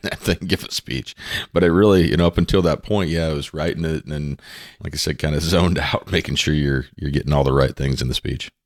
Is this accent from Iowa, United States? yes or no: yes; Underwood, Iowa, United States; from Southwest Iowa, a little town called Underwood.